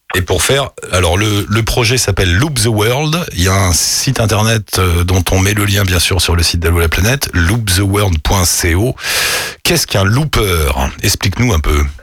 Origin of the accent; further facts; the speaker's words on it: France; moved away as an adult; now in Australia; je ne suis pas française de passage en Australie, mais je suis installée en Australie